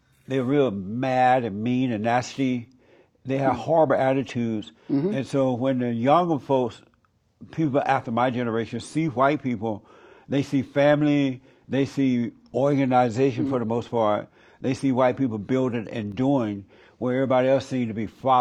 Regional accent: Alabama, United States; When I was growing up in Alabama

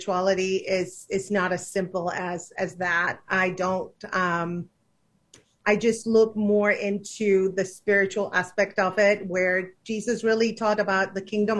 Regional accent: Argentina; moved away as an adult; now in United States; I grew up in Argentina

